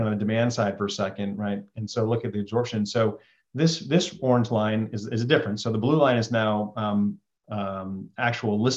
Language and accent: English; Western New York, United States; I grew up in Western New York, right, along Lake Ontario